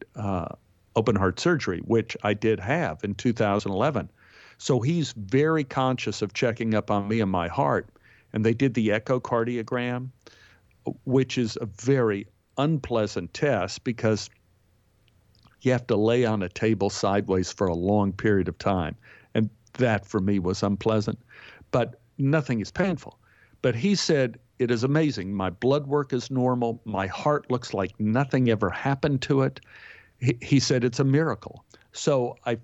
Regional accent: Texas, United States; moved away; also born or lived in New York; growing up in Texas, I spent my life spitting seeds.

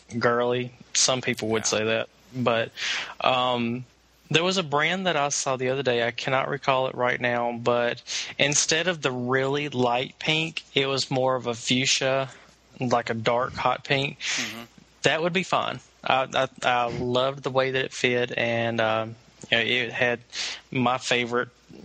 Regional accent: Southwest Alabama, United States; moved away as an adult; now in Atlanta, United States; I'm originally from Southwest Alabama

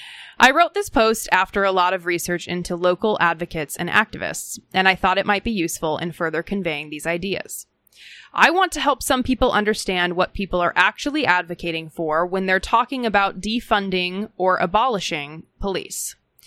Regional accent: Minnesota, United States; Parenthetically, I grew up in Hennepin County.

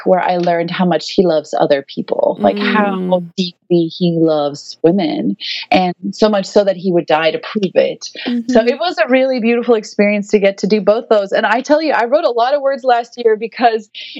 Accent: South Africa; moved away as an adult; now in United States; I will always be South African. My whole family is there still. We're not a missionary family. We're South African.

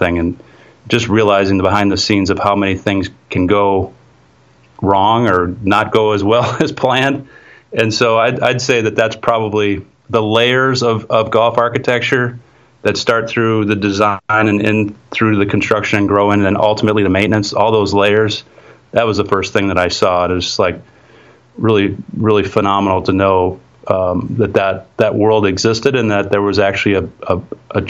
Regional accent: Wisconsin, United States; my home state of Wisconsin

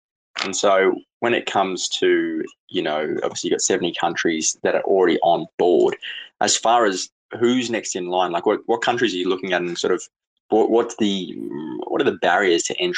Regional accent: Australia; I'm from Australia

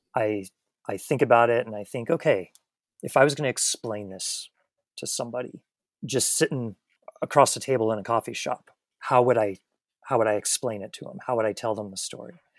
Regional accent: Missoula, Montana, United States; moved away as an adult; now in Bozeman, United States; Missoula, Montana, which is my hometown and about three hours away from where I'm currently living in Bozeman.

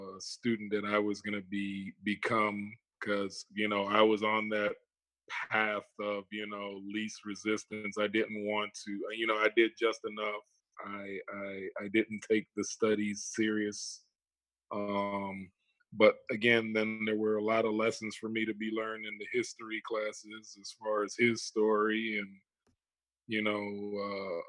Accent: Fort Lauderdale, Florida, United States; also born or lived in Toronto, Canada; being raised here in Fort Lauderdale, Florida

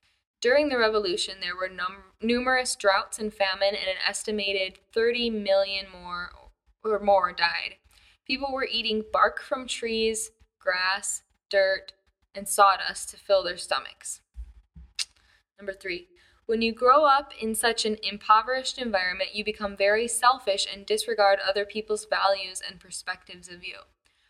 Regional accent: Hong Kong; I'm from Hong Kong. And this is most Hong Kongers' explanation of why China's tourists has such poor reputation.

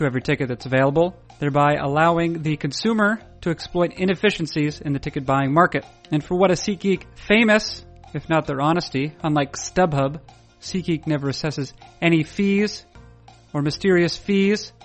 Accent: the East, East Coast, United States; growing up in the East

